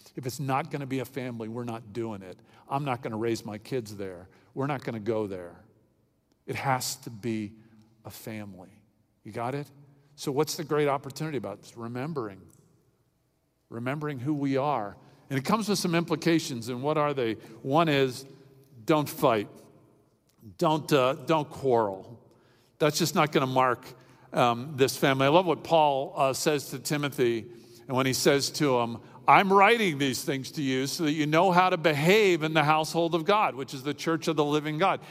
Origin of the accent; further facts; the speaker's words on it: Miami, Florida, United States; When I was a kid growing up in Miami